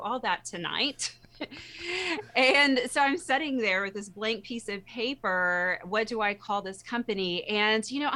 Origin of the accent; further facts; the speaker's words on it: Texas, United States; I'm a Texan